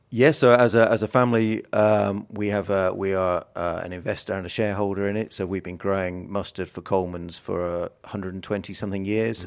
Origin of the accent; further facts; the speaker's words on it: South Lincolnshire, East Midlands, United Kingdom; I'm from South Lincolnshire.